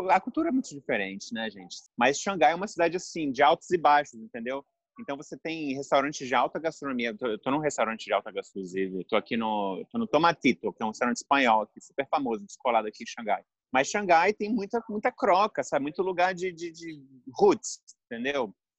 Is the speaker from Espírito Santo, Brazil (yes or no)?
yes; Espírito Santo, Brazil; moved away; Eu sou capixaba